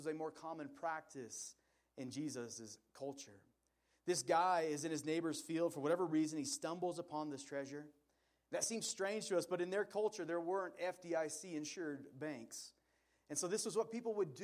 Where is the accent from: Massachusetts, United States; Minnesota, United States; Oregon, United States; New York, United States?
Oregon, United States; Portland; I grew up in Portland, Oregon